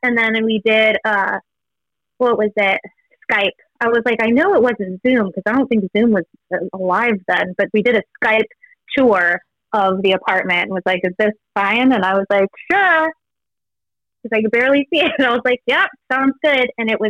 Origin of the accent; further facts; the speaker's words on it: Los Angeles, California, United States; moved away as an adult; now in New York, United States; LA, I'm from Venice Beach.